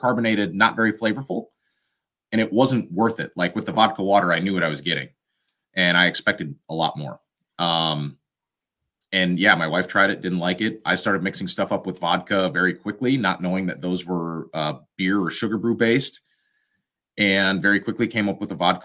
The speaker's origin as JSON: {"language": "English", "region": "Wisconsin", "country": "United States", "said": "we're from Wisconsin."}